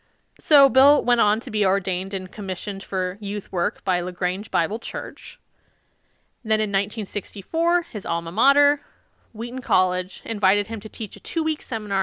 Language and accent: English; Isle of Man; born there; I wasn't born on the Isle of Boy, I was born on the Isle of Man.